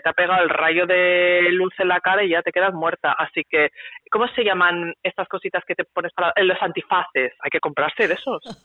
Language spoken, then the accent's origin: Spanish; San Sebastián, Basque Country, Spain; moved away as an adult; now in Sweden; Yo soy una donostierra